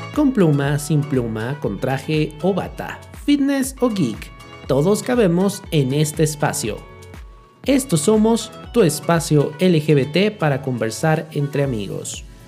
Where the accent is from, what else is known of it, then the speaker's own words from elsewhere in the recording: Michoacán, Mexico; moved away as an adult; now in Guadalajara, Mexico; soy del estado de Michoacán.